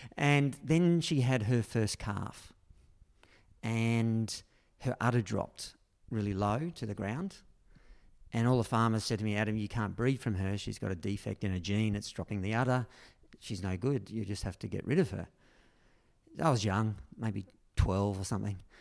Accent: Berry, New South Wales, Australia; my hometown, no, which really was Berry, only five minutes down the road. But this is where I grew up

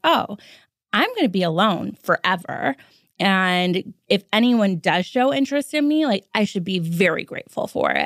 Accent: Los Angeles, California, United States; I was born and raised in L

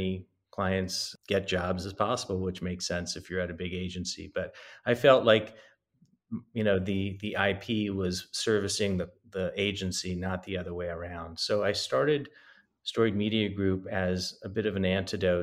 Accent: East Coast, United States; moved away as an adult; also born or lived in New York / London / Los Angeles; now in Santa Monica, United States; I'm originally from the East Coast

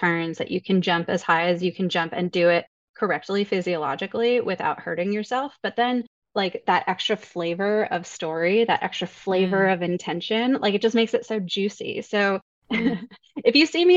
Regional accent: Denver, Colorado, United States; moved away as an adult; also born or lived in New York; I grew up in South Suburban Denver, dancing competitively in that area

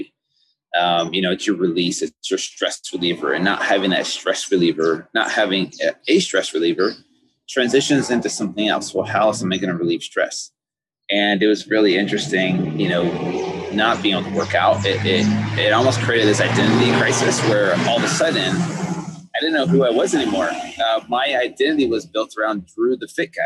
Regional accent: United States; everyday foods that we grew up with here in the United States

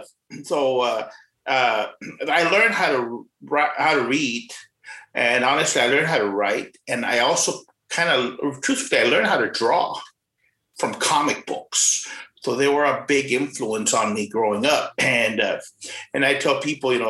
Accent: Rio Grande City, Texas, United States; also born or lived in McAllen, Texas / Edinburg, Texas; now in San Antonio, United States; born in McAllen, Texas, and raised in a small town called Rio Grande City. Lived in Edinburgh for a few years before moving up to San Antonio. Been here for like 20 years

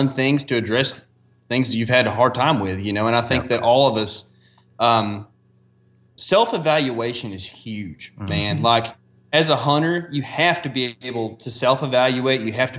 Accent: the South, United States; But it's just funny as a Southerner, like it sticks out.

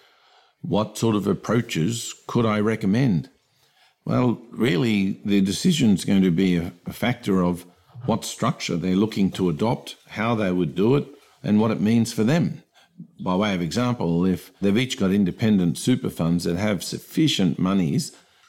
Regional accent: New South Wales, Australia; I'm from New South Wales, for example

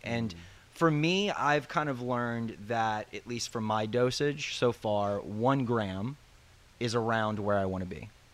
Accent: the South, United States; moved away; I'm usually originally from the South

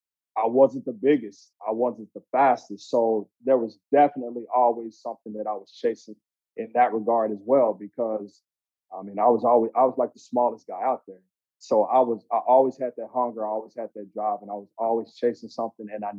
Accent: Andrews, Texas, United States; moved away as an adult; also born or lived in Madison, Wisconsin; Andrews is a small West Texas town, probably about 10,000 people. So I was born and raised there

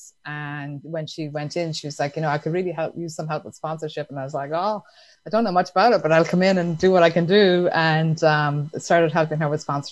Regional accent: Ireland; I grew up in Ireland

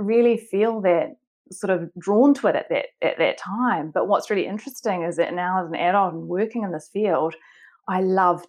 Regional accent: Auckland, New Zealand; I grew up in Auckland in New Zealand.

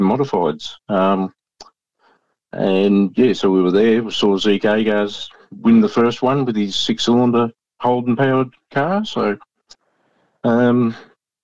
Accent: Hamilton, Victoria, Australia; I grew up in Hamilton

